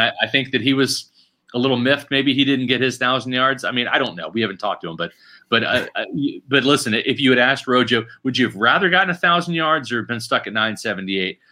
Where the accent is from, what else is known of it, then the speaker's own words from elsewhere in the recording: Overland Park, Kansas, United States; my hometown, Overland Park, Kansas